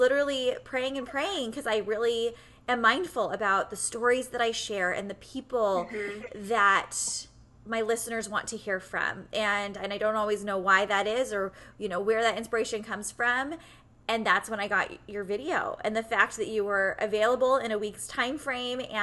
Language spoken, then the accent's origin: English; San Diego, California, United States; moved away as an adult; I'm from San Diego, and I went to school in San Diego for college. And so until I was 23 and got married, I never lived anywhere essentially but Southern California